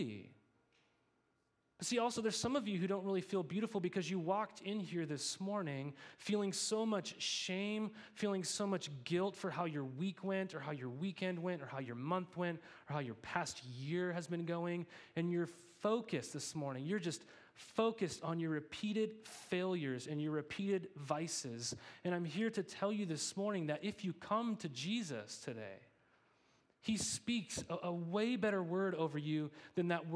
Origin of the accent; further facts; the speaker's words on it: Montana, United States; I grew up in Montana